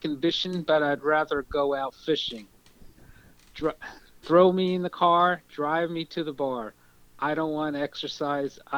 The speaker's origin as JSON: {"language": "English", "town": "Irvington", "region": "New Jersey", "country": "United States", "tie": "born or raised there", "lives_now": "South Brunswick, United States", "said": "I grew up in Irvington"}